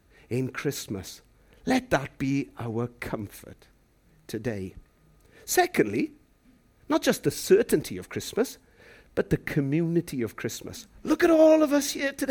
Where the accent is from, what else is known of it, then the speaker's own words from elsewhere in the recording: Llandeilo, Wales, United Kingdom; I'm from the suburban capital of a place called Llandeilo in West Wales